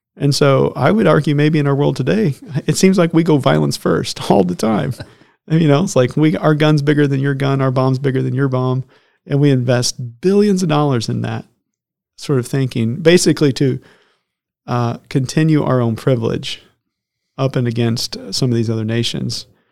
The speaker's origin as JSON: {"language": "English", "area": "Lagodi", "region": "Indiana", "country": "United States", "tie": "born or raised there", "said": "I grew up in Lagodi, Indiana"}